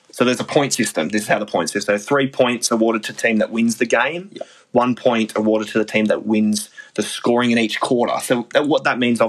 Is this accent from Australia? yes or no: yes; Perth, Western Australia, Australia; we're from Perth, so we're both Wildcats fans